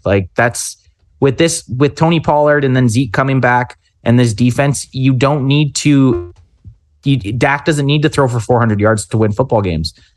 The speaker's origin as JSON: {"language": "English", "country": "Canada", "said": "We're Canadian."}